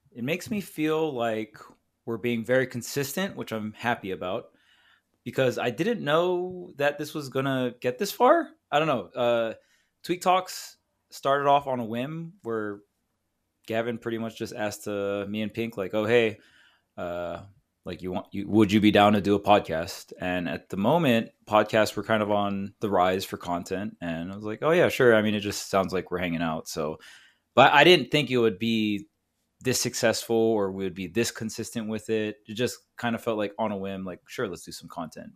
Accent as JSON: {"language": "English", "region": "Hawaii", "country": "United States", "tie": "born or raised there", "moved": "yes", "lives_now": "California, United States", "said": "I grew up with Void in Hawaii, and then we both moved out to California together"}